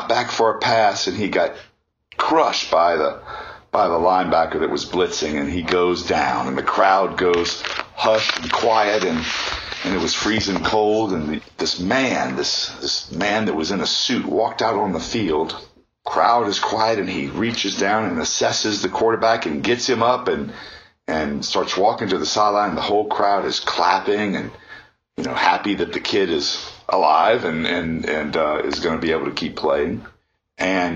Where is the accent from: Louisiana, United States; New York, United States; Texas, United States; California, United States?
Louisiana, United States; New Orleans; I am originally from New Orleans, Louisiana, born and raised outside in a smaller town there